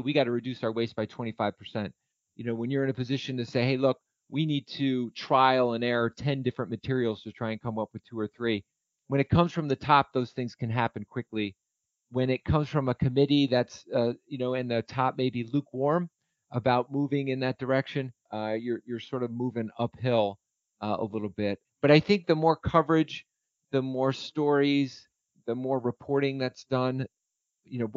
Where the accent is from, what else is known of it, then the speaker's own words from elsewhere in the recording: Nassau, New York, United States; moved away; My hometown is Nassau, New York